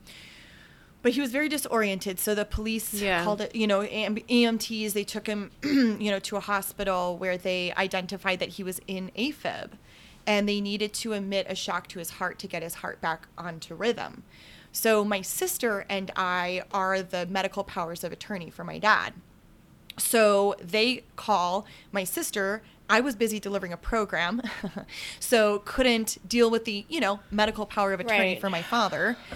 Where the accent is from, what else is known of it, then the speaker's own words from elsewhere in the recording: Midwest, United States; accent: Midwest; moved away; I am from the Midwest originally